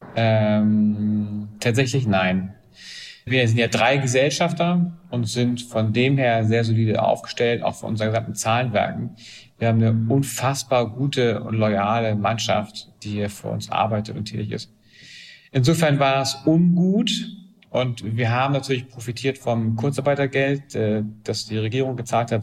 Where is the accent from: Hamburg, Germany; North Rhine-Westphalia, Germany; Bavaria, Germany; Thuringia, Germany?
Hamburg, Germany; Ich bin Hamburger, das heißt, so, äh, Wende habe ich aus westdeutscher Sicht gesehen